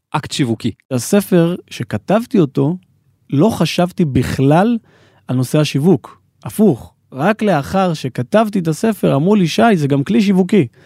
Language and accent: Hebrew; Ma'ale Adumim, Judea and Samaria Area, Israel; אני גדלתי בעיר פריפריה ומעלה אדומים, ככה פריפריה של ירושלים, ואני יכול להגיד שלא הגעתי ממשפחה עשירה, בסדר?